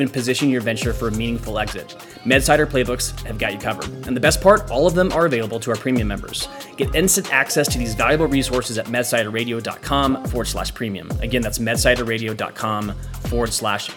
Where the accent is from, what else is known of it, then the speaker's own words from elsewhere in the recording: Midwest, United States; moved away as an adult; also born or lived in Orange County; now in Tahoe area, United States; I grew up in the Midwest, and we've been out on the West Coast for, gosh, the past 7 or 8 years now